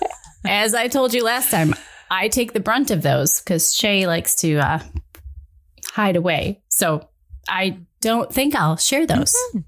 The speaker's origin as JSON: {"language": "English", "region": "Midwest", "country": "United States", "said": "I'm from the Midwest."}